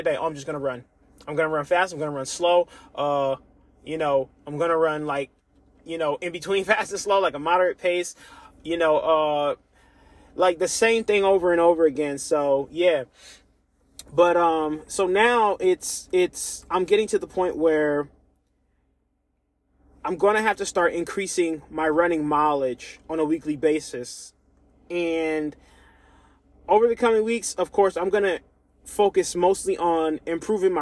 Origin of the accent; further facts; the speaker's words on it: United States; I'm African American